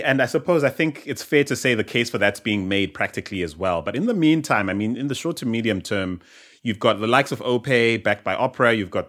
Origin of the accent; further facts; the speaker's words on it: South Africa; growing up in South Africa, or even in Southern Africa